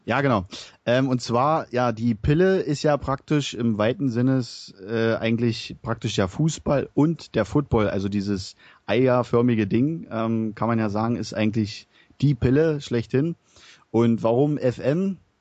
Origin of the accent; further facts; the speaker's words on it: Berlin, Germany; now in Bavaria, Germany; ich wohne zurzeit in Bayern, komme mal gebürtig aus Berlin. Hört mal vielleicht an meinen Dialekt